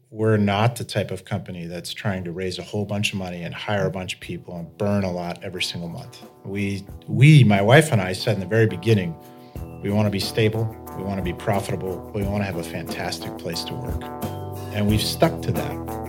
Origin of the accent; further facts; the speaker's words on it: Vermont, United States; also born or lived in Jacksonville, Florida; I'm a Vermonter, uh, born and raised